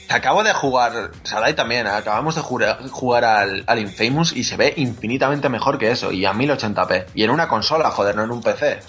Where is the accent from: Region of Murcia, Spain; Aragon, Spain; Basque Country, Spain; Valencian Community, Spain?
Aragon, Spain; Zaragoza; los que somos de Zaragoza